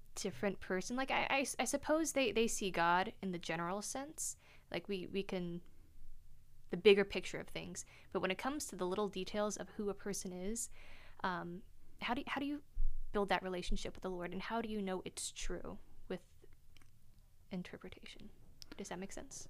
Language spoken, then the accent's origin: English; North Carolina, United States; moved away as an adult; also born or lived in Germany; now in Oregon, United States; I was born in Germany, but grew up in North Carolina